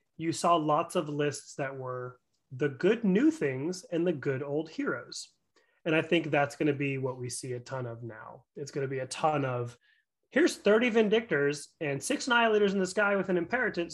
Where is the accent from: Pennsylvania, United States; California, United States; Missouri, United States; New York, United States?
California, United States; San Francisco; I am from San Francisco above all else